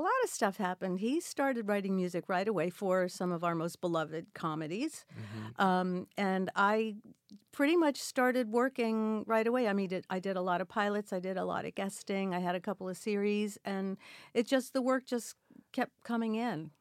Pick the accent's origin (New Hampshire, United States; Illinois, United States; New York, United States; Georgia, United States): New York, United States; New York City; also born or lived in Brooklyn, New York; In Queens, New York. I was born in Brooklyn, and we moved to Queens, and I was there until. Uh, until I moved out after college